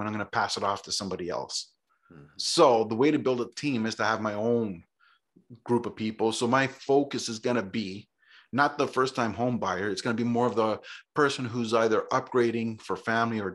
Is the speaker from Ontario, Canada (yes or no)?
yes; Toronto, Ontario, Canada; now in Grimsby, Canada; I grew up in Toronto, grew up right in the city.